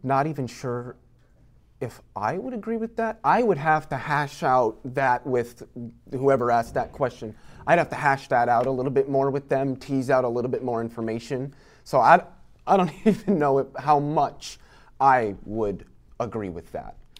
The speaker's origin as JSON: {"language": "English", "region": "Iowa", "country": "United States", "tie": "born or raised there", "said": "I grew up in Iowa"}